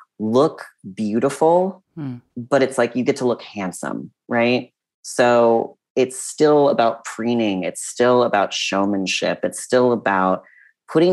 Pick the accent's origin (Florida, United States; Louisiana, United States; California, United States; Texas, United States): California, United States; Monterey County; I grew up in Monterey County in California